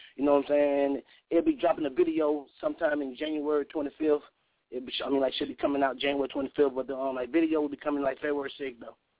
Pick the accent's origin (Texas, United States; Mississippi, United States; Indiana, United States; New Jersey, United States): Mississippi, United States; Cleveland; also born or lived in New Orleans, Louisiana; now in Portland, United States; I was born in New Orleans, you know what I'm saying? I was raised in Mississippi, and I live in Portland